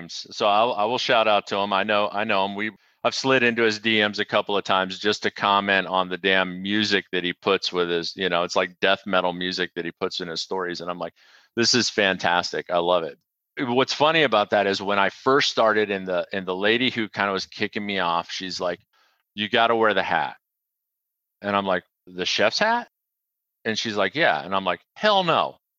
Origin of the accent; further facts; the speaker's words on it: Midwest, United States; I grew up in the Midwest, um, but my mom was from Knoxville, Tennessee